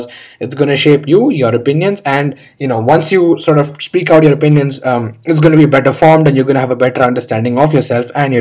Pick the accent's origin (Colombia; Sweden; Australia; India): India; I'm an Indian